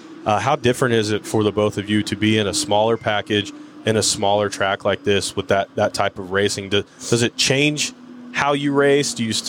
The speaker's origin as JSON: {"language": "English", "town": "Tulsa", "region": "Oklahoma", "country": "United States", "tie": "born or raised there", "said": "I'm from Tulsa. I was born, raised here."}